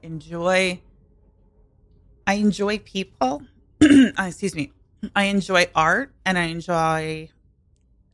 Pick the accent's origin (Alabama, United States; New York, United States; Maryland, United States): New York, United States; Long Island; I grew up on Long Island.